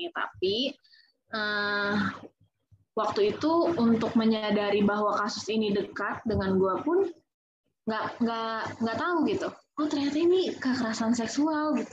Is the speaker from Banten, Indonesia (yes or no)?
yes; Serang, Banten, Indonesia; ada satu komunitas di Serang gue kan orang Serang ya